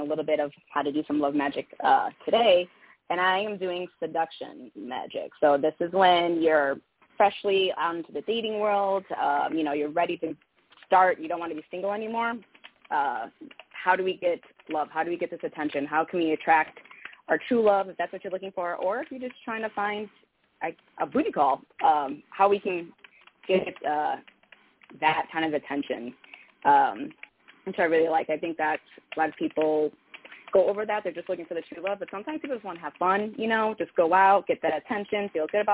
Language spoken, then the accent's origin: English; Chicago, Illinois, United States; now in Nashville, United States; I am from Chicago, but I currently live in Nashville.